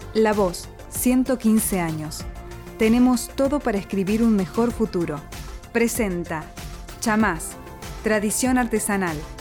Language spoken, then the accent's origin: Spanish; Córdoba, Argentina; tengo casi 50 años y, nunca me fui de Córdoba